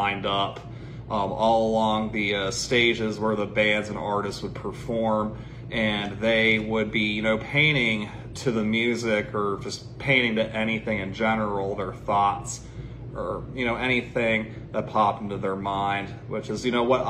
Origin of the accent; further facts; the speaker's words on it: Cincinnati, Ohio, United States; I'm from Cincinnati, Ohio, and I'm an acrylic-based artist